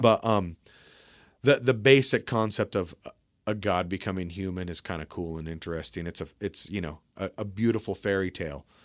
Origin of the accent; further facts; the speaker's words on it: Port Angeles, Washington, United States; We grew up in Port Angeles